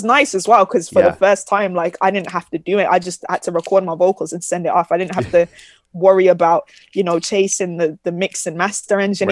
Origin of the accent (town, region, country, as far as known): Birmingham, West Midlands, United Kingdom; born or raised there